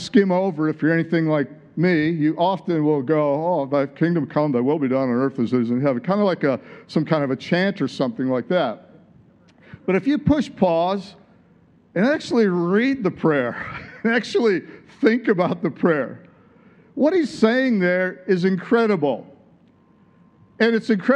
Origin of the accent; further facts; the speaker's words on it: Michigan, United States; moved away as an adult; also born or lived in San Diego, California / Tulsa, Oklahoma; I'd moved there from Michigan, my home state.